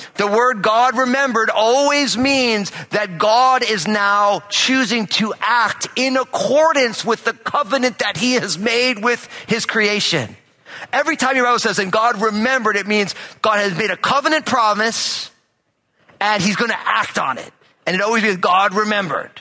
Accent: New Jersey, United States; I'm all Italian, I'm from New Jersey

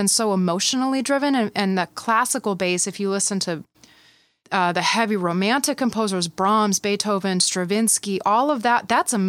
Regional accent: Midland, Michigan, United States; now in California, United States; It was intense a bit. It's a small town.

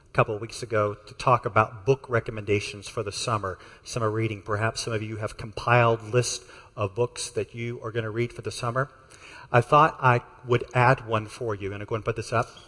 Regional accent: Texas, United States; I'm from Texas, and so is Sam. Um, I got the y'alls out of me many years ago

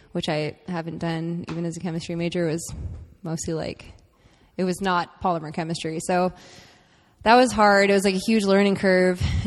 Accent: San Diego, California, United States; now in Irvine, United States; I'm from San Diego

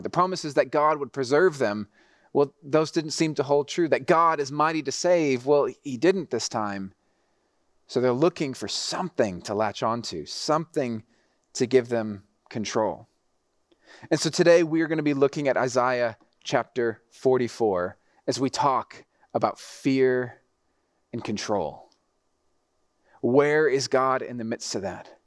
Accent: Mexico City, Mexico; also born or lived in Texas; I grew up in Mexico City, so the driving was super intense

